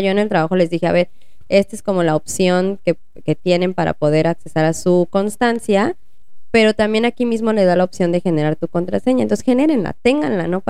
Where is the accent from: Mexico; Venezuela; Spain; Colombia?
Mexico; como buenos mexicanos